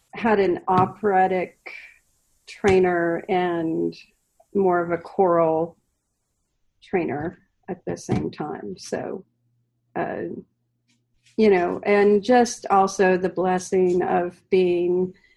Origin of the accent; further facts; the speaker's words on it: the Oregon coast, United States; growing up on the Oregon coast, you literally had to like drive two hours to get anywhere